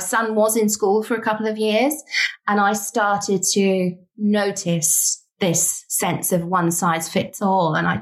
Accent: United Kingdom; We're British

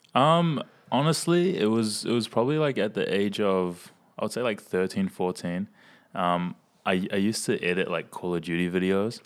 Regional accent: Hamilton, Waikato, New Zealand; I'm from Hamilton

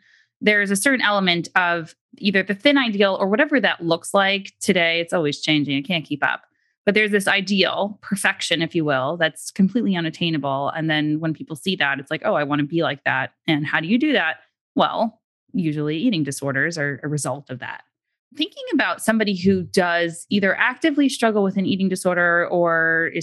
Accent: New York City, New York, United States; I'm from New York City

